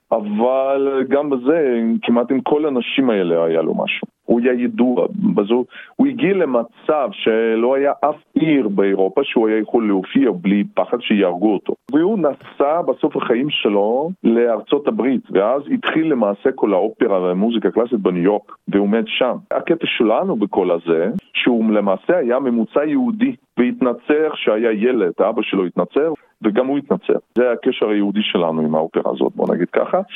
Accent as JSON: {"language": "Hebrew", "town": "Perm", "region": "Perm Krai", "country": "Russia", "tie": "born or raised there", "also_born_or_lived": "Israel / Paris, France", "moved": "yes", "said": "נולדתי ברוסיה, בצפון רוסיה, בעיר פרם"}